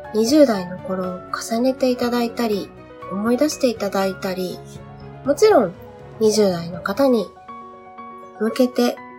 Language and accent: Japanese; Kyushu, Saga, Japan; moved away as an adult; now in Tokyo, Japan; 地元が九州で、今住んでいるのは東京で